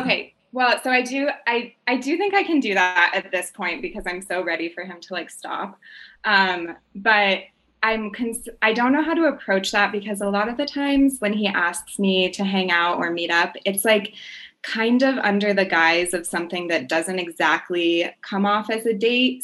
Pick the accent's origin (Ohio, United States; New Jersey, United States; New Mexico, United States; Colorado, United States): Colorado, United States; Boulder; we grew up in Boulder together